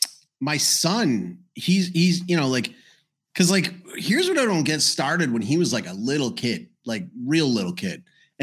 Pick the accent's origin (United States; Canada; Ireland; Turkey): Canada; My respect to the as a Canadian, extra respect to truckers.